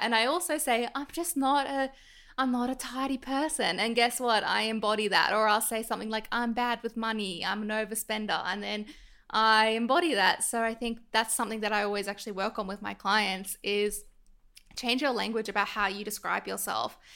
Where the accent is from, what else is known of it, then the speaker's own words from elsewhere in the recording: Sydney, New South Wales, Australia; I grew up in Northbridge, and I went to Monty, which is a very privileged all girls school in North Sydney